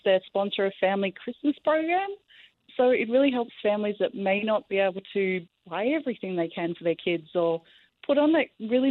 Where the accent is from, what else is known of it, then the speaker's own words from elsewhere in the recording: Queensland, Australia; moved away as an adult; now in West Kelowna, Canada; I grew up in Queensland, which is subtropical, much hotter, much more humid.